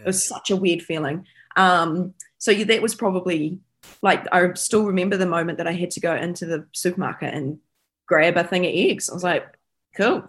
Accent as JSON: {"language": "English", "region": "Taranaki", "country": "New Zealand", "tie": "born or raised there", "moved": "yes", "lives_now": "Tauranga, New Zealand", "said": "growing up in Taranaki"}